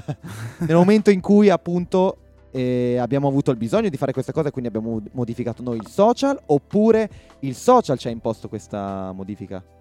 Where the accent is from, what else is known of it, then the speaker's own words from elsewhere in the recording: Riva del Garda, Trentino-Alto Adige, Italy; Noi che siamo di Riva del Garda, dove c'è il lago